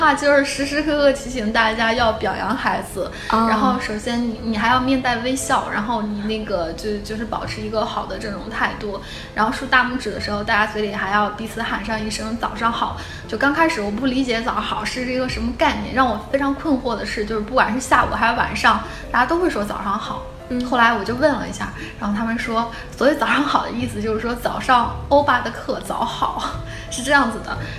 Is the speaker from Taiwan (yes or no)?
no; Beijing, China; 后来我发现我是北京的，然后我站在北京的队列